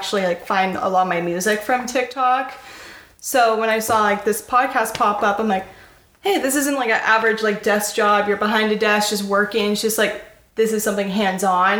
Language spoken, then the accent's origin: English; Bay Area, California, United States; moved away as an adult; now in Sacramento, United States; I am originally from the Bay Area